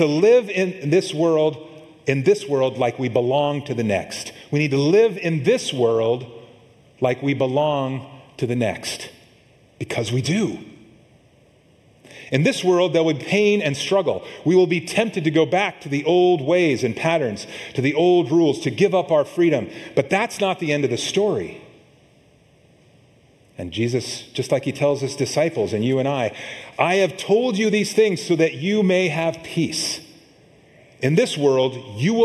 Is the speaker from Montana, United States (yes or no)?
yes; Montana, United States; now in California, United States; I grew up in Montana